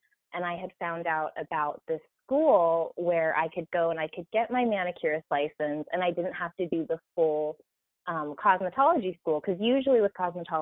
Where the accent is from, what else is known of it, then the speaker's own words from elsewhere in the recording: Whittier, California, United States; also born or lived in Arkansas; I grew up in Southern California here in Whittier